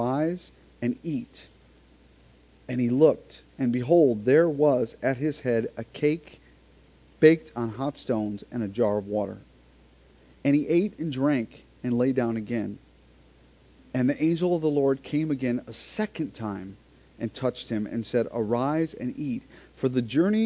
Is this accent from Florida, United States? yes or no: yes; Florida, United States; we're from Florida